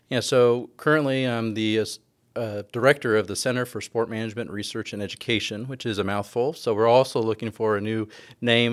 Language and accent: English; California, United States; moved away as an adult; also born or lived in Ithaca, New York / Bowling Green, Ohio / Seattle, Washington; now in Texas, United States; I'm from California originally